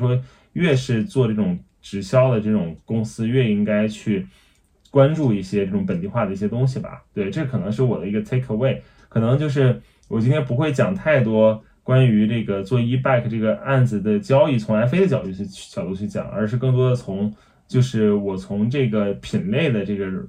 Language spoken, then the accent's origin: Chinese; China; 就是可能我们用站在我们中国人的这个环境和视角里面，自己去想出来，大家海外人需要的是什么。